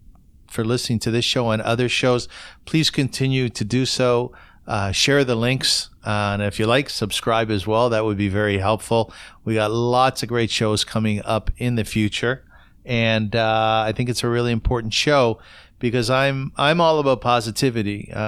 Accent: Kitchener, Ontario, Canada; I'm from Kitchener

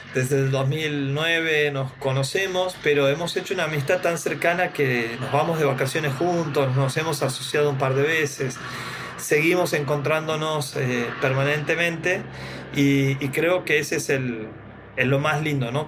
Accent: Santiago del Estero, Argentina; Santiago del Estero, mi ciudad natal

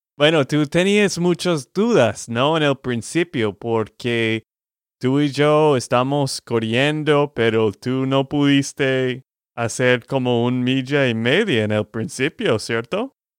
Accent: Texas, United States; de Texas, Estados Unidos

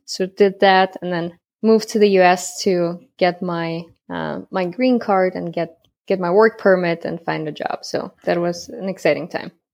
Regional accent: Germany; moved away as an adult; also born or lived in Kazakhstan; now in United States; I'm from Germany. The longer is I was born in Kazakhstan. and moved to Germany when I was ten

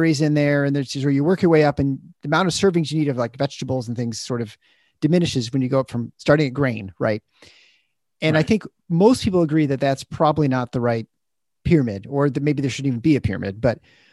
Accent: Midwest, United States; We're both kids from the Midwest

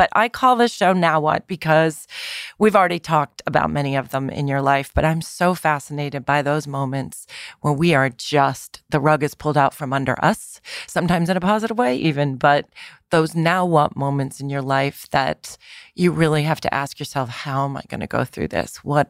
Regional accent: New York City, New York, United States; That's like being a New Yorker for me, though.

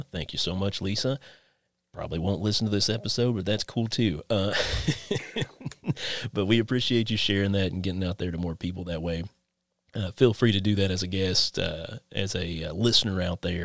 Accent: Inez, Kentucky, United States; moved away as an adult; we actually went to school together back in my hometown of Inez, Kentucky.

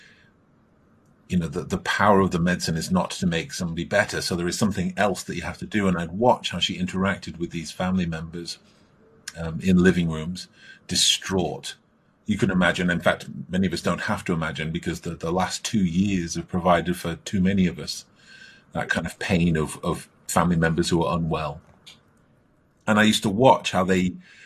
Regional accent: Stockport, North West England, United Kingdom; I grew up in Stockport, which is in the north of England.

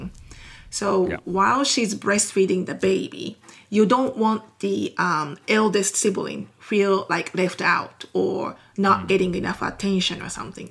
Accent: Japan; English is a second language; moved away as an adult; now in Texas, United States; I am 100% Japanese. So okay. that means I am born and raised in Japan

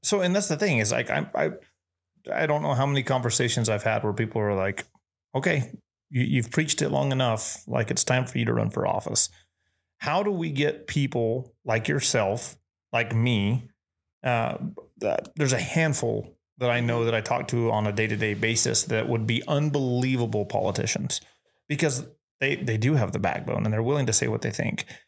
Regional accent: New Mexico, United States; moved away as an adult; now in Texas, United States; being a Texan now, the the opportunities that I have and the support that I feel from this state are twice that of where I grew up

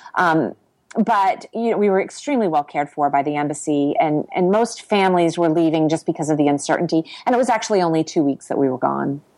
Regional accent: Ohio, United States; moved away as an adult; also born or lived in Washington D.C. / Tbilisi / Quito / Kyiv; now in Asunción, Paraguay; I grew up in Ohio on a on a small organic farm with hippie parents

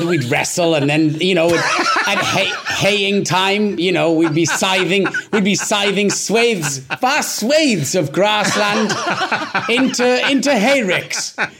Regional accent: Wales, United Kingdom; accent: Welsh; first language Welsh; English is a second language; moved away as an adult; Welsh was my first language growing up

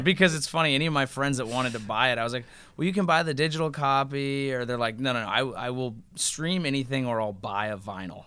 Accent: Bay Area, California, United States; we're all from the Bay Area

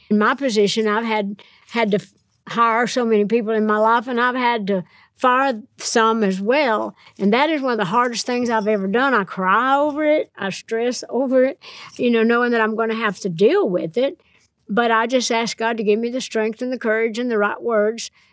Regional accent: Nashville, Tennessee, United States; I'm from Nashville

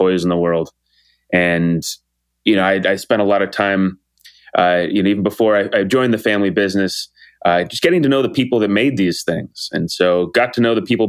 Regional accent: Malibu, California, United States; now in New York, United States; Malibu was just a warm community to grow up

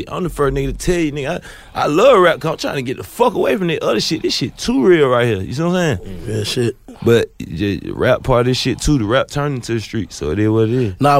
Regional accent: Candler Crossing, Georgia, United States; I'm from Candler Crossing, and you to be called Eagles Nest.

